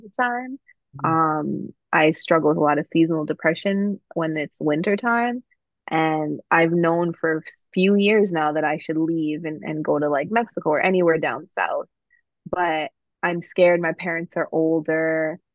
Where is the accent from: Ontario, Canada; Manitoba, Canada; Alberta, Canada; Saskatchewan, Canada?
Ontario, Canada; Toronto; my experience growing up in Toronto